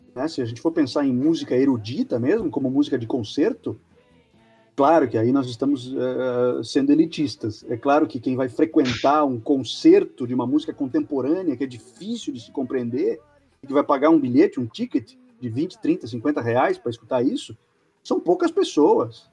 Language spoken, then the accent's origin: Portuguese; Rio Grande do Sul, Brazil; now in Curitiba, Brazil; E olha que eu não sou daqui, hein? Mas eu, eu, eu gosto de dizer que eu sou gaúcho de Curitiba